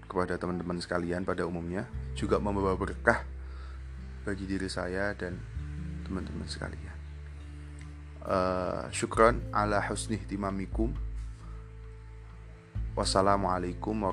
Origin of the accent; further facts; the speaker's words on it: Java, Indonesia; first language Javanese; Indonesian is a second language; Karena memang basic saya eh, kalau berbicara yang mudah ya pakai bahasa Jawa karena saya asli Jawa.